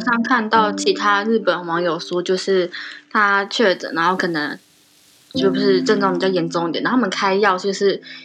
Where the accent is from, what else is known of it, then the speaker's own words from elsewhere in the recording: Taiwan; now in Japan; 我是台湾人